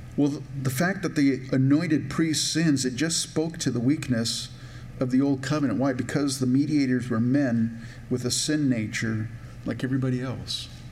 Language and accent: English; Minnesota, United States; I'm from Minnesota